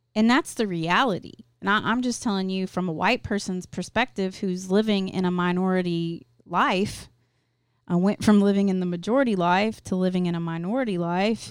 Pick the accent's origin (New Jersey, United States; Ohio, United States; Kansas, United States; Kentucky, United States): Kentucky, United States; Louisville; I went to a parochial school 'cause I'm from Louisville, Kentucky